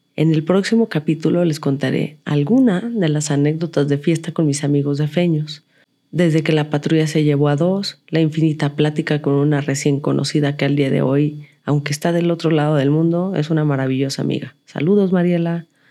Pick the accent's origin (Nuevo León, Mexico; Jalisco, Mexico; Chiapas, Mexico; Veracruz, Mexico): Jalisco, Mexico; Guadalajara; moved away as an adult; now in Mexico City, Mexico; soy de Guadalajara